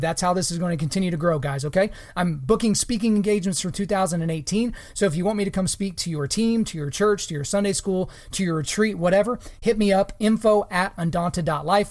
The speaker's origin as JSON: {"language": "English", "region": "Oklahoma", "country": "United States", "tie": "born or raised there", "said": "my home state of Oklahoma"}